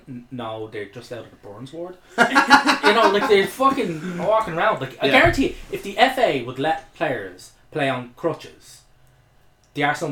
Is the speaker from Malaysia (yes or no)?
no; Ireland; as an Irish person and an Irish football supporter